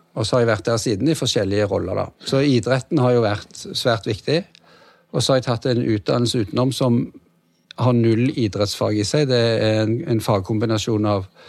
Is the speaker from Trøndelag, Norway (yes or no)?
no; Stavanger, Rogaland, Norway; jeg er uh, født og oppvokst i Stavanger, som er Norges svar på San Diego.